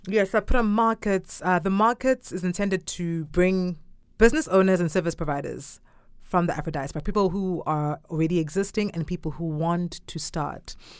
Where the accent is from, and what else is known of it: Durban, KwaZulu-Natal, South Africa; born or raised there; first language Zulu; English is a second language; now in China